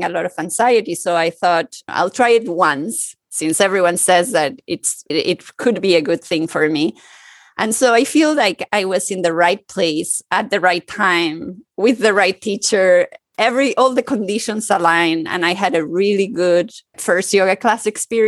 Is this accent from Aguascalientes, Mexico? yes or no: no; Mexico City, Mexico; moved away as an adult; also born or lived in New York; now in Paris, France; I was born and grew up in Mexico City and in a multicultural family